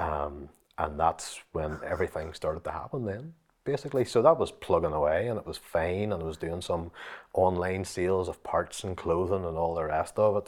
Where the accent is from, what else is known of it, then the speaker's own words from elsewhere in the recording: Limavady, Northern Ireland, United Kingdom; my own wee car lot in the town where, that I'm actually from, Lamavady